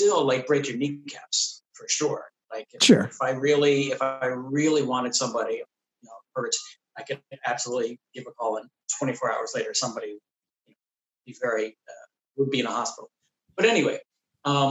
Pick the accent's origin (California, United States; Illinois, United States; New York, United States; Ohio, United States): New York, United States; New York City; I grew up in the Bronx